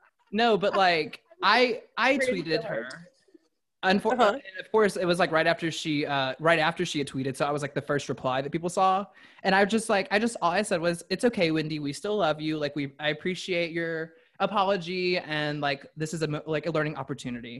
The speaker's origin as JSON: {"language": "English", "region": "the South", "country": "United States", "tie": "born or raised there", "said": "I grew up in the South"}